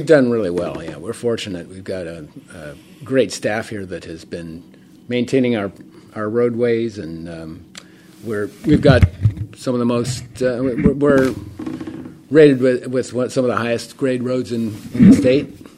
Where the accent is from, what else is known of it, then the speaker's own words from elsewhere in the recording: Portola Valley, California, United States; I actually grew up in town